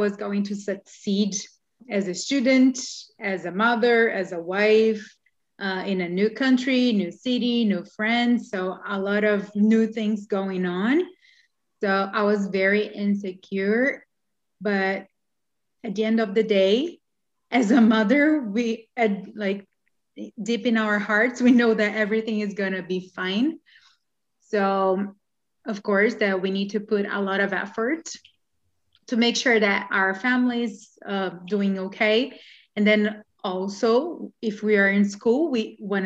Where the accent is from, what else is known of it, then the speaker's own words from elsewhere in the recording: Brazil; moved away as an adult; now in Canada; So we are Brazilians. We've been living in Canada since September 2019